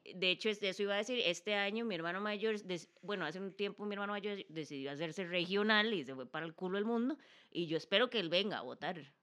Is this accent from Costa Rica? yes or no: yes; Costa Rica; como costarricenses